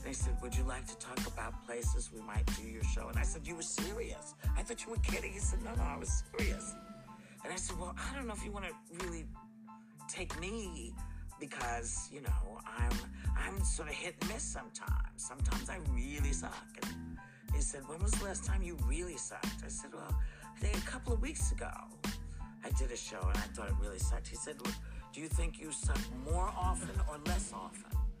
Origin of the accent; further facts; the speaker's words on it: New York City, New York, United States; I come from New York. As a little kid, I lived in the projects